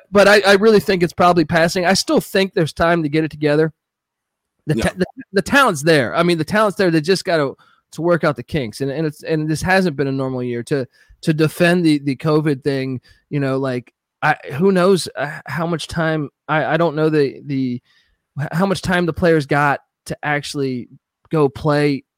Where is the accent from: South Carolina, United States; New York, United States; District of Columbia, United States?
District of Columbia, United States; Washington; I grew up in Washington, D.C., Georgetown